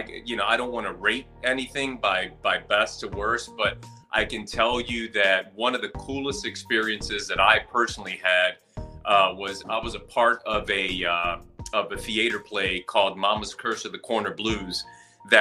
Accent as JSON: {"language": "English", "country": "Puerto Rico", "lives_now": "Chicago, United States", "said": "I'm a Puerto Rican, Chicago-based actor, writer, as well as a director"}